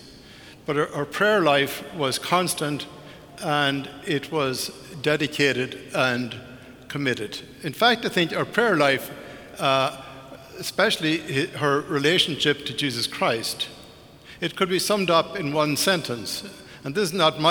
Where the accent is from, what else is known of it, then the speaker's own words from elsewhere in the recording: Ireland; I was growing up in Ireland, when I was 10, 11, 12 years of age